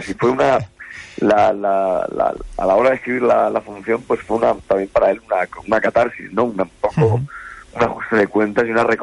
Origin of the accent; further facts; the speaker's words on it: Region of Murcia, Spain; now in Madrid, Spain; las cosas han ido muy bien desde que llegué a Madrid hace ya hace 20 años que, que emigré de Murcia a Madrid